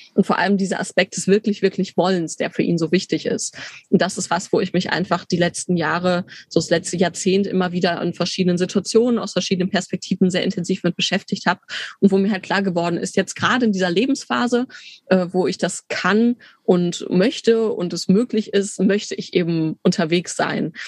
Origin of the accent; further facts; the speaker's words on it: Bielefeld, North Rhine-Westphalia, Germany; moved away as an adult; also born or lived in Tübingen / Leipzig; ich bin gebürtige Bielefelderin, bin da nach dem Abi dann weg